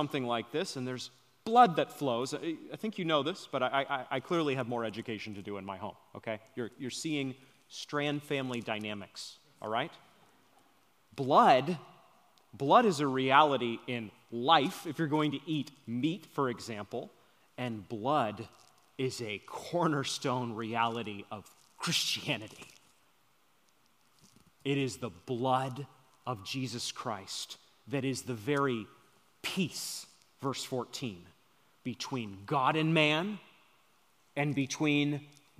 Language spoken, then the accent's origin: English; Maine, United States; moved away; I'm from Maine